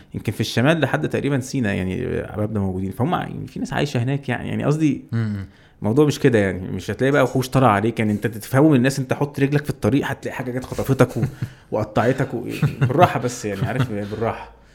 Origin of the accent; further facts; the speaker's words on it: Egypt; وانا مصري